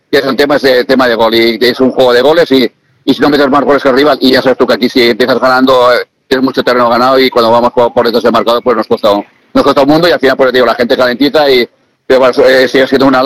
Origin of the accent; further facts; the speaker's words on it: Castellón, Valencian Community, Spain; lo queremos porque somos de Castellón